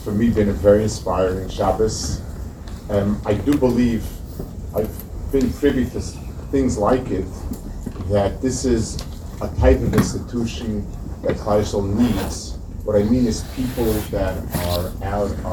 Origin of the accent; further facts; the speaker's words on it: United States; as an American